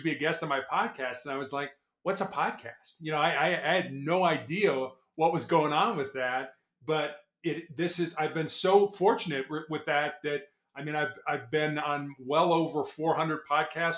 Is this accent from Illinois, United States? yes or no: yes; Chicago, Illinois, United States; also born or lived in South Carolina; I was born and raised in Chicago